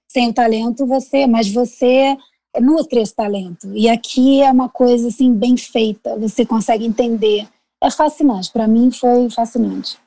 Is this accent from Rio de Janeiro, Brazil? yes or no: yes; Rio de Janeiro, Brazil; moved away as an adult; also born or lived in New York, United States / India / Dubai / Italy; now in Chicago, United States; nasci no Rio de Janeiro e pratiquei advocacia por muitos anos